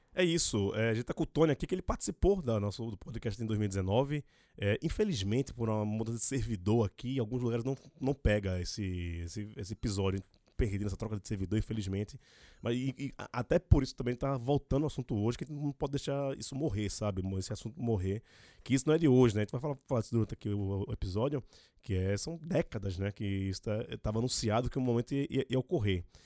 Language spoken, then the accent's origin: Portuguese; Recife, Pernambuco, Brazil; now in São Paulo, Brazil; eu sou de Recife, mas moro em São Paulo